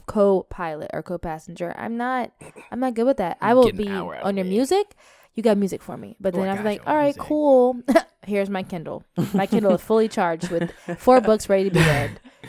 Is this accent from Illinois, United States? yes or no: yes; Illinois, United States; born there; No, I was born in Illinois.